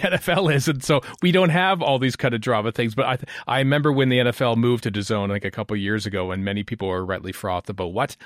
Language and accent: English; Canada; as a Canadian